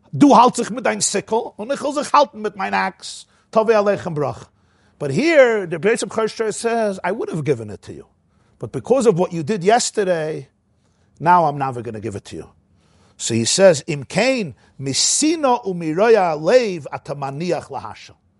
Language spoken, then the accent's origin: English; New York City, New York, United States; I grew up in the Crownite section of Brooklyn.